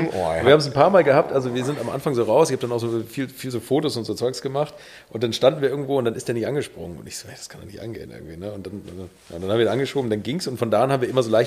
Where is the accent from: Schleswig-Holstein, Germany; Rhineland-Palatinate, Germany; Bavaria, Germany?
Schleswig-Holstein, Germany; Bad Segeberg; Ich komme aus Bad Segeberg, hier aus der Nähe